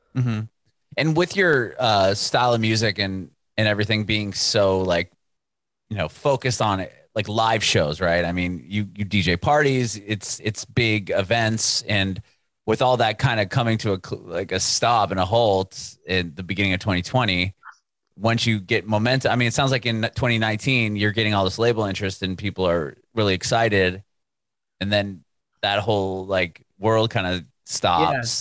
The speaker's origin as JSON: {"language": "English", "town": "San Diego", "region": "California", "country": "United States", "tie": "born or raised there", "said": "I was born and raised there."}